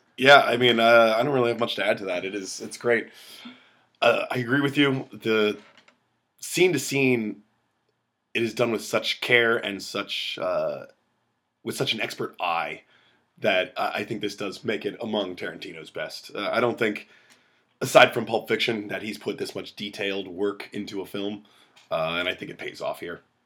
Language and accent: English; United States; you can tell I'm American